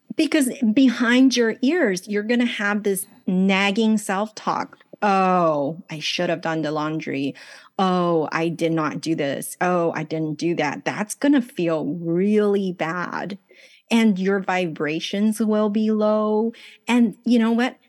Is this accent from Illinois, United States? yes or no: no; Los Angeles, California, United States; English is a second language; moved away as an adult; also born or lived in China / Taiwan; now in Los Angeles, United States; So I was born in China, grew up in Los Angeles, married off to Taiwan